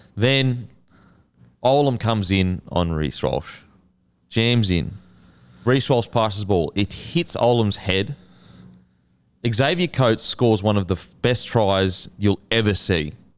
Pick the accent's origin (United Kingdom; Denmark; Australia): Australia; Gold Coast, Queensland; I grew up on the Gold Coast